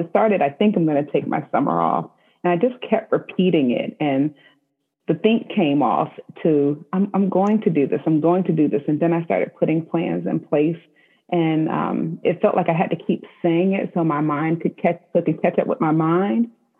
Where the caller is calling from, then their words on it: Spotsylvania, Virginia, United States; So I am checking in from Spotsylvania, Virginia, and where I'm at home in my home office.